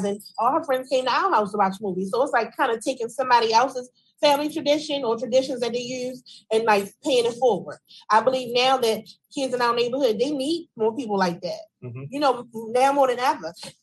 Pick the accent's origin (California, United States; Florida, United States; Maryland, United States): Maryland, United States; Baltimore; as a woman, growing up in the Park Heights area, from the top to the bottom